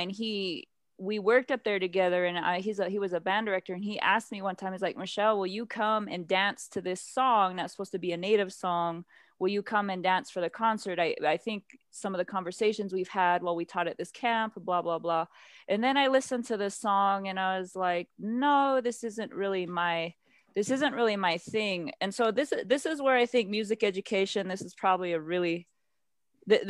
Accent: United States; I did grow up on a reservation

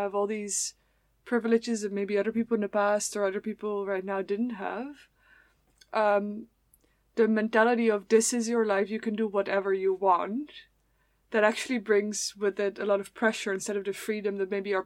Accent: Netherlands; moved away; I'm from the Netherlands

